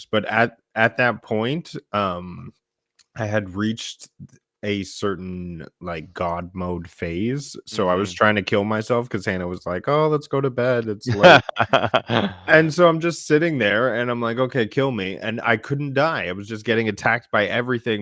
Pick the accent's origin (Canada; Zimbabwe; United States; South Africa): Canada; We are two Canadian gaming enthusiasts